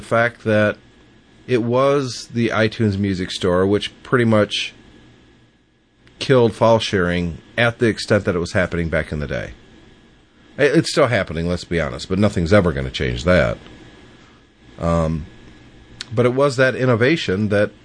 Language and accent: English; United States; as an American